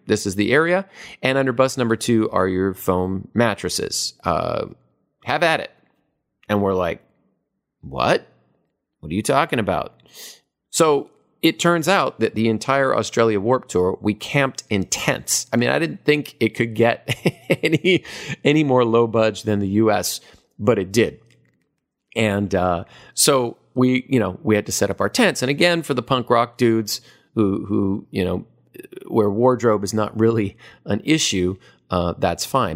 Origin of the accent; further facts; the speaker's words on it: Hawaii, United States; moved away as an adult; also born or lived in Los Angeles; I am from Hawaii.